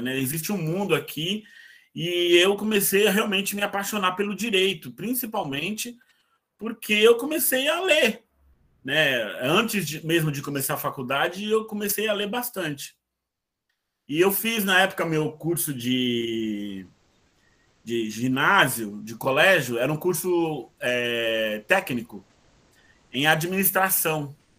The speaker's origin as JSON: {"language": "Portuguese", "region": "São Paulo", "country": "Brazil", "tie": "born or raised there", "also_born_or_lived": "Guarulhos", "said": "o hospital onde eu nasci ficava em Guarulhos, mas na verdade eu sempre morei aqui em São Miguel, né? Só nasci lá por uma questão de logística do. do do hospital, mas me criei"}